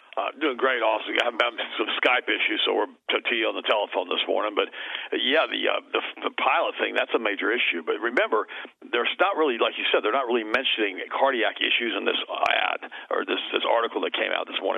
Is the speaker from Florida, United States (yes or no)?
yes; Florida, United States; I was raised here